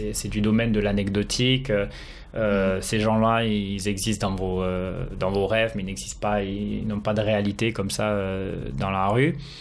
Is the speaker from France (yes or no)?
yes; France; now in Tokyo, Japan; je suis français